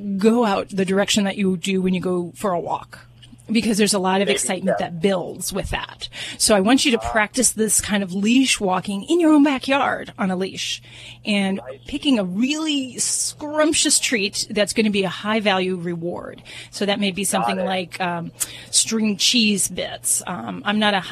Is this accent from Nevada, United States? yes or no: yes; Las Vegas, Nevada, United States; I'm from Vegas